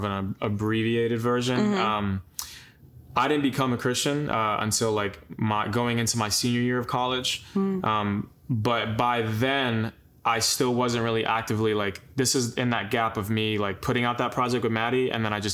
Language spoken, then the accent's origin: English; Long Island, New York, United States; moved away; we grew up in Long Island together